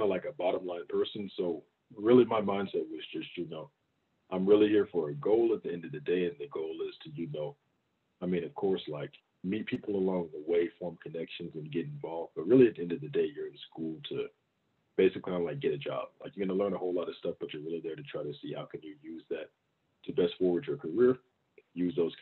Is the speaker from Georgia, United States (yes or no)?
yes; Augusta, Georgia, United States; also born or lived in Baton Rouge, Louisiana; I grew up in Augusta, Georgia. It's about 2 hours east of Atlanta